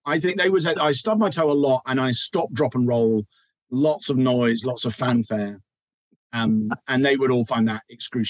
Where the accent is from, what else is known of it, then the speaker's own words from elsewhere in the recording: England, United Kingdom; as an English guy